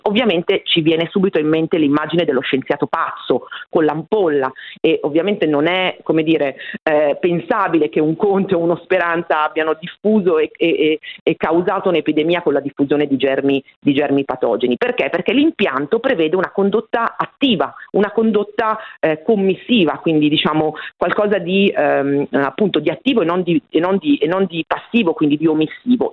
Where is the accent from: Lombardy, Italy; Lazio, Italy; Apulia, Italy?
Lombardy, Italy; Bergamo; now in Rome, Italy; essendo cresciuta a Bergamo